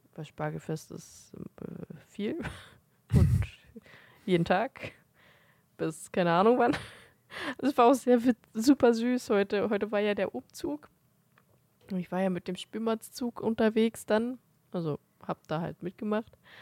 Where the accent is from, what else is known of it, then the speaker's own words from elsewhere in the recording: Germany; wir sind halt Deutsche